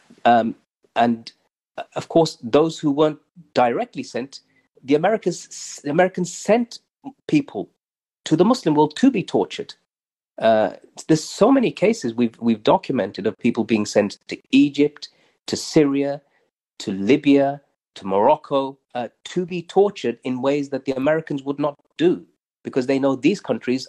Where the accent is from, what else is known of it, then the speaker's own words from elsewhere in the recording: Birmingham, West Midlands, United Kingdom; Spark Hill in Birmingham. That was home.